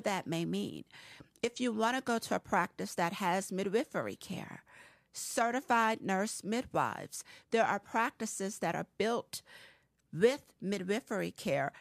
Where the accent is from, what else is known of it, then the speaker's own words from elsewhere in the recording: Harrisburg, Pennsylvania, United States; moved away as an adult; I hail from Harrisburg, Pennsylvania. I am a transplant. I have been here since I was eighteen.